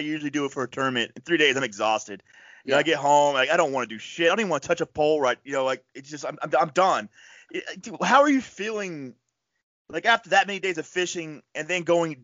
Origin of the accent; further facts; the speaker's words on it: Northeast, United States; we're from the Northeast